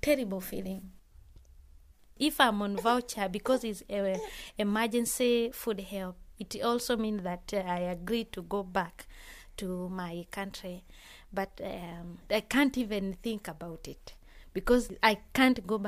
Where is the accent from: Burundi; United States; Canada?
Burundi; Bujumbura, Bujumbura Mairie; moved away as an adult; now in England, United Kingdom; I come from Burundi, in Bujumbura area called Kamenge.